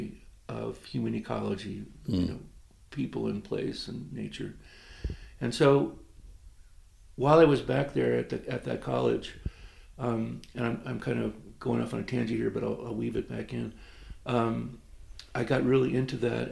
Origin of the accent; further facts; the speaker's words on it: North Shore of Long Island, New York, United States; moved away; also born or lived in Massachusetts / Colorado; I grew up on the North Shore of Long Island